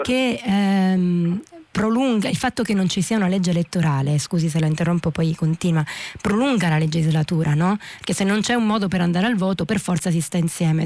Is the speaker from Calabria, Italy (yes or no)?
yes; Reggio Calabria, Calabria, Italy; moved away as an adult; now in Rome, Italy; Io uh, sono nata a Reggio Calabria, ho vissuto 18 anni a Reggio Calabria prima di, di trasferirmi a Roma per l'università